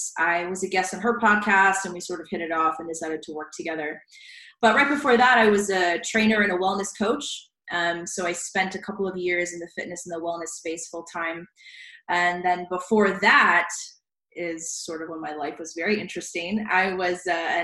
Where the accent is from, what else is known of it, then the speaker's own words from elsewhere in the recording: Richmond Hill, Georgia, United States; also born or lived in San Diego, California; I was born in San Diego, but I grew up in South Georgia. My parents and I moved there when I was about 5 or 6. So Georgia is really my home, South Georgia.